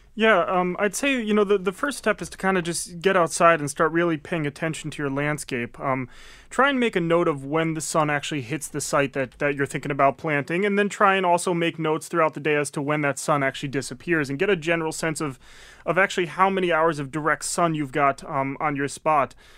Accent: Connecticut, United States; also born or lived in Maine; now in Massachusetts, United States; I came down from Maine, um, having actually originally grew up in Connecticut.

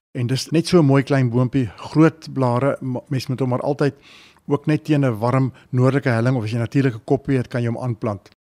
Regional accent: Johannesburg, Gauteng, South Africa; En as kind sit in in Linden, Johannesburg gebly en ons het so op die buitewyke van Johannesburg gebly.

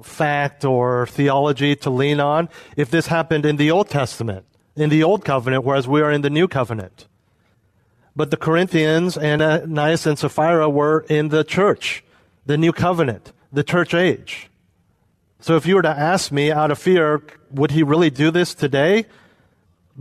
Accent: United States; also born or lived in Europe; I was living as an American expatriate in Europe

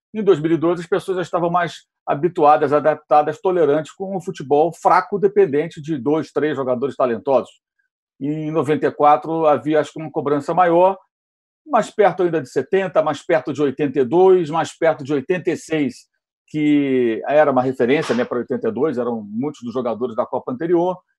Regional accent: Rio de Janeiro, Brazil; now in São Paulo, Brazil; eu moro aqui em São Paulo há muitos anos. E eu cresci no Rio de Janeiro.

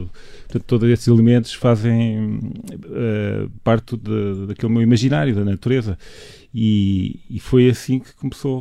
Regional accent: Mozambique; moved away; also born or lived in Minho, Portugal; desde criança, quando vinha de Moçambique para cá

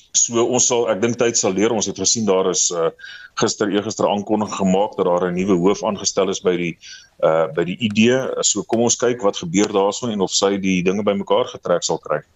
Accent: South Africa

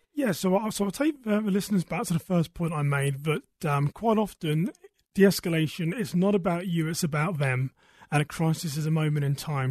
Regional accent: United Kingdom; moved away as an adult; now in United States; I am British, originally from a town west of London

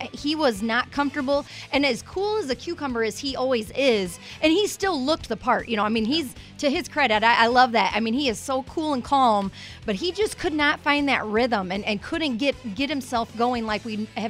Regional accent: United States; I grew up here in this area.

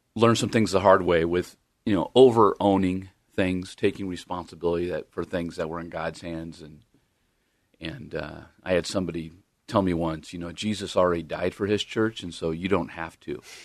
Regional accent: Long Beach, California, United States; moved away; Long Beach, California

